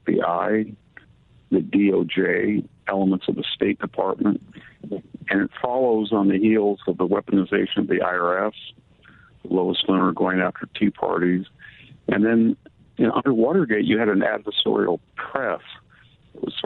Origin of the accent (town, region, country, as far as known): United States; born or raised there